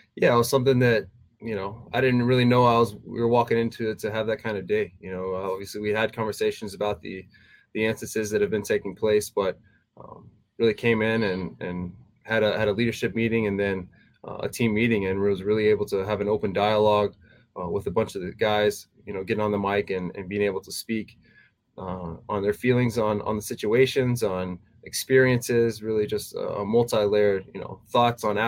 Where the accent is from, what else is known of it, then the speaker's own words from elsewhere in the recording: Texas, United States; moved away as an adult; also born or lived in Tennessee; my hometown, you know, back in Texas